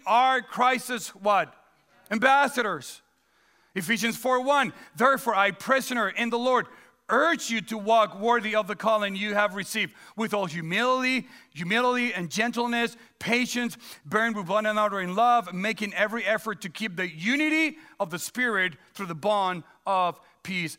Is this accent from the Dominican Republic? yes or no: yes; Dominican Republic; now in United States; born and raised in the Dominican Republic, so I'm a Dominican citizen